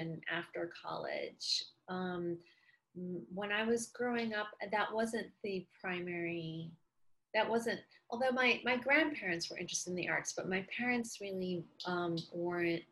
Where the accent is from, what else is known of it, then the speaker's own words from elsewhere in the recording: Chicago, Illinois, United States; also born or lived in Alabama; now in Austin, United States; I'm from Chicago, which is obviously a big city